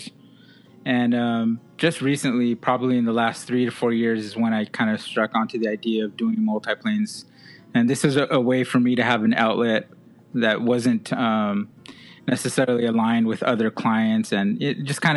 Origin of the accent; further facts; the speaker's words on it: West Covina, California, United States; also born or lived in La Puente, California; I grew up in West Covina, but this is where I live right now